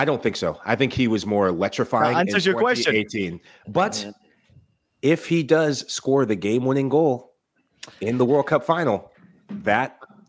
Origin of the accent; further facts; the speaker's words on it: Sierra Leone; moved away; And I think I always go back to my home country of Sierra Leone.